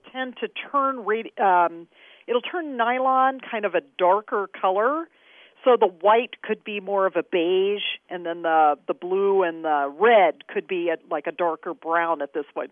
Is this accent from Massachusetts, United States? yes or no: no; Kansas, United States; moved away; I'm from Kansas mm-hmm. originally, which is a state that came in right at the beginning of the Civil War. It was a hotbed of abolitionism